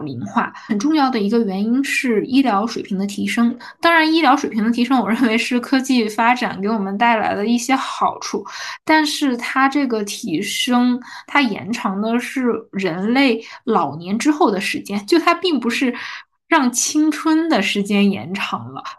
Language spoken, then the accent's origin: Chinese; northern China, China; 因为我是北方人嘛